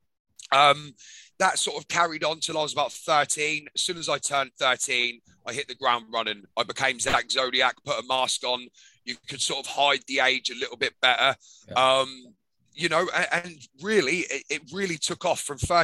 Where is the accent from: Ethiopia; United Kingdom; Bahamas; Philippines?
United Kingdom; Norwich, East of England; I grew up in Norwich, England.